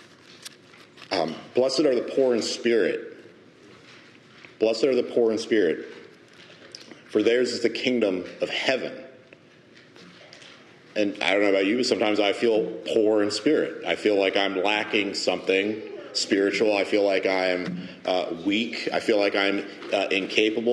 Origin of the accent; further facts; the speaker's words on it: United States; as American Protestants, American evangelicals